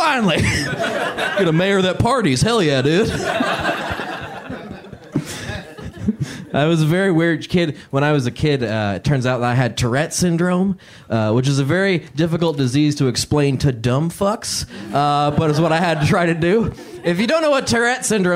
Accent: Indiana, United States; growing up in Indiana, I didn't get to choose my haircut until I was, like, 13

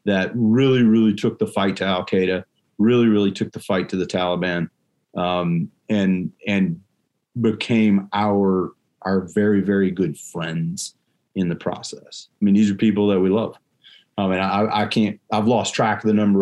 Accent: United States; being an American citizen

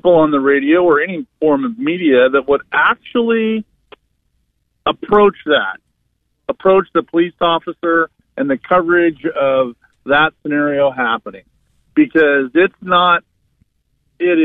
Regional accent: Portland, Oregon, United States; I'm from Oregon, downtown Portland

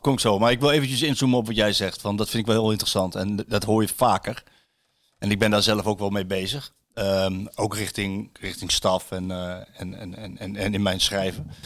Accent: Apeldoorn, Gelderland, Netherlands; moved away; ik ben in Apeldoorn ben ik opgegroeid, deels

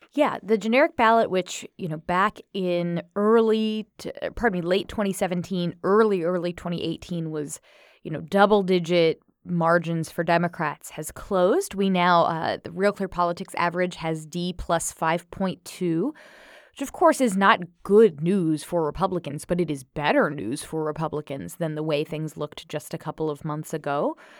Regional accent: United States; As an American

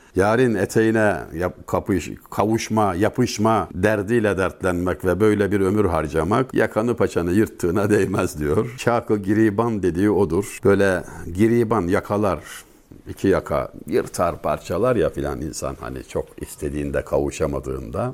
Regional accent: Denizli, Turkey; Ben Denizli'liyim. Bizim oranın yatağın kasabası.

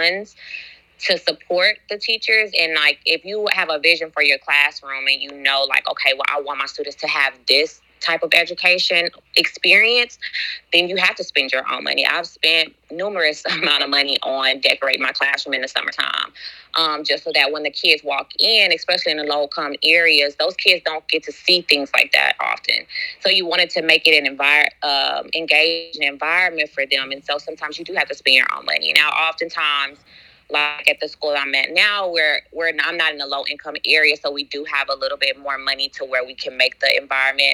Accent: San Antonio, Texas, United States; now in Houston, United States; I am from San Antonio, Texas, but now I live in Houston

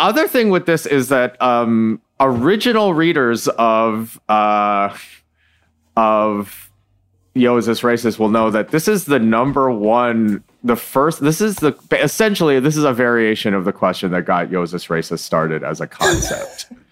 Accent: Michigan, United States; I was born in Michigan

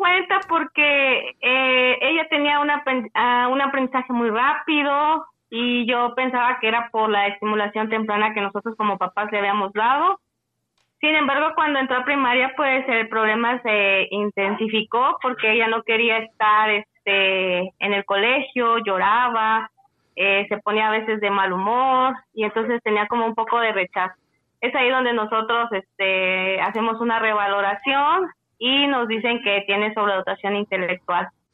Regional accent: Tuxtla Gutiérrez, Chiapas, Mexico; yo soy de Tuxtla Gutiérrez, del estado de Chiapas.

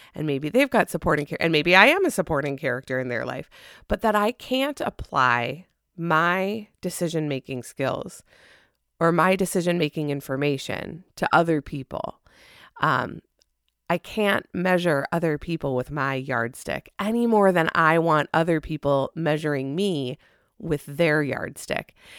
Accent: Minnesota, United States; as a Minnesotan

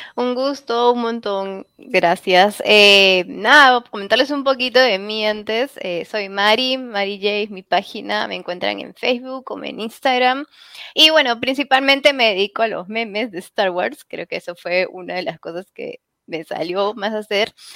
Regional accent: Peru; en mi país, al menos en Perú, yo soy peruana

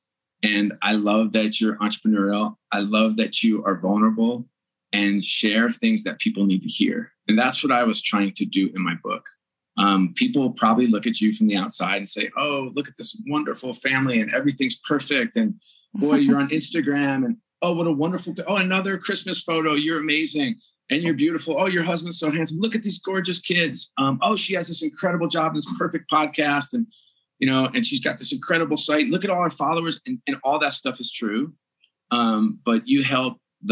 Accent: New York, United States; moved away; I grew up on the East Coast in New York and grew up in an Irish Catholic family

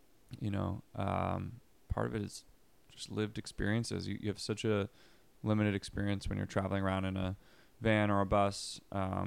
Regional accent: Philadelphia, Pennsylvania, United States; also born or lived in Los Angeles; now in Philadelphia, United States; I was moving from Los Angeles to Philadelphia, which is where I'm originally from

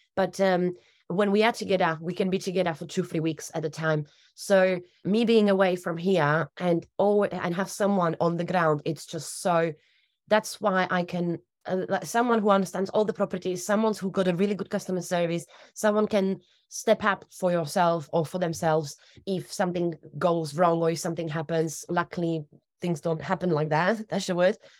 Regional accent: Slovakia; also born or lived in United Kingdom; now in Torbay, United Kingdom; I'm originally from Slovakia. I was actually born in Czechoslovakia

